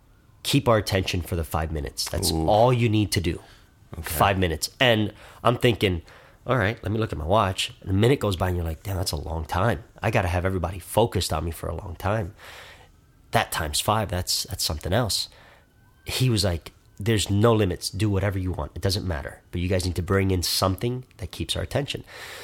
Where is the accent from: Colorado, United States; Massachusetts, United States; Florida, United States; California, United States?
Florida, United States; Miami; Miami, Florida.